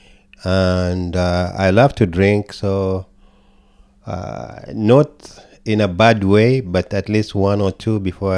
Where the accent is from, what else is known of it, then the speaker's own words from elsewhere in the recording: Kenya; also born or lived in New York / New Jersey / Dallas, Texas / Minnesota; now in United States; I come from Kenya, born and raised, immigrated to America